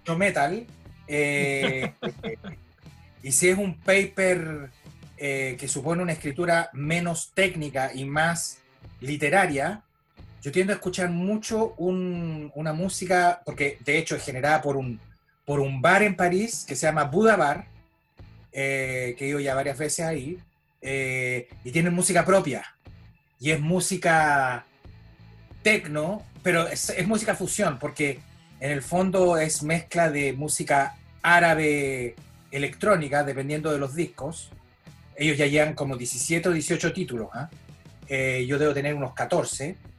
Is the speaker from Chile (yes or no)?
yes; Chile; moved away; also born or lived in France; nací acá, en Chile